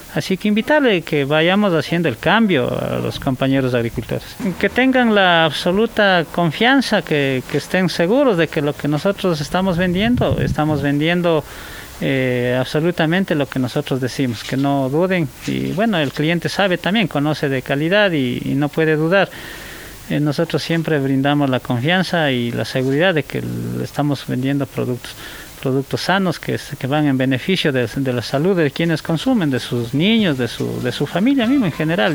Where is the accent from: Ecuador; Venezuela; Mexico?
Ecuador; Toacaso, Cotopaxi; yo soy de Toacaso. En Toacaso, como es una zona bastante fría